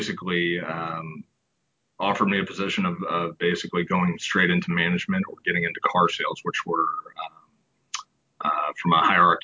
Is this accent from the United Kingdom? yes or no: no; St. Louis, Missouri, United States; Born and raised in St. Louis